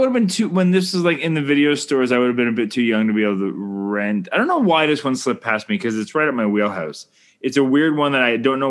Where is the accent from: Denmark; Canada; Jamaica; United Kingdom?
Canada